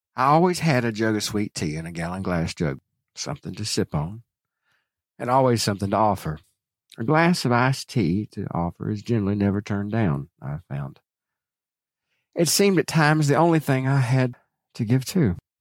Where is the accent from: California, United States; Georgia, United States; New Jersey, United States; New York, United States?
Georgia, United States; hometown of Howard Finster; moved away; right from my hometown